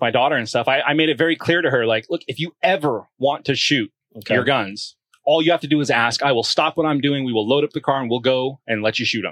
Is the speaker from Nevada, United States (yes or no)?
yes; Las Vegas, Nevada, United States; moved away as an adult; Nevada, I was born and raised in Las Vegas